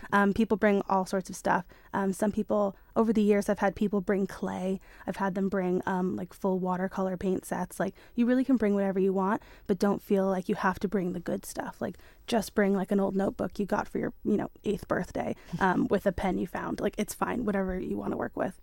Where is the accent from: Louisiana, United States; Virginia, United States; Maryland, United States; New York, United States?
New York, United States; moved away as an adult; now in Isle of Man; I am from New York originally, and I went to um, design and illustration, um, uni in New York